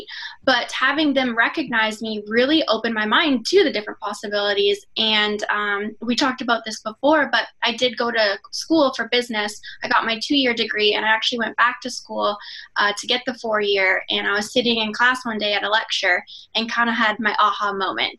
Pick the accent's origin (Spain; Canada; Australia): Canada; I grew up in Canada racing dirt